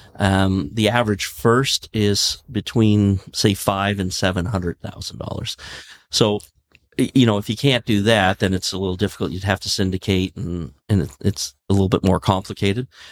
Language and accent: English; Canada; we're Canadian